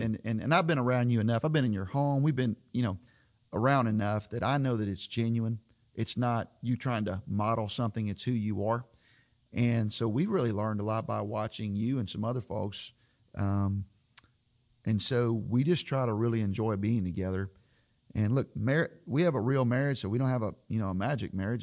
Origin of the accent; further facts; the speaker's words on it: Florida, United States; moved away as an adult; as a kid growing up in Florida